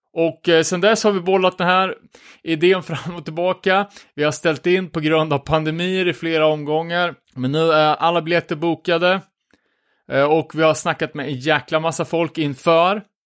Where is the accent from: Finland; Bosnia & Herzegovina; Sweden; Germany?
Sweden; Örebro, Örebro County; jag kommer ju från Vivalla själv